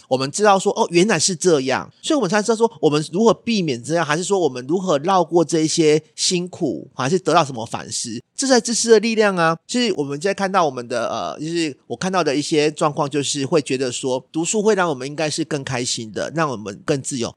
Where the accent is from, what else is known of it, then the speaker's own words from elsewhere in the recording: Taiwan; 我们台湾人嘛